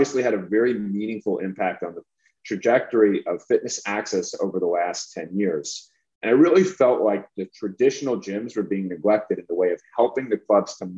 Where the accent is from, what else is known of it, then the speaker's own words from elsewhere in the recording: New York, United States; I'm from New York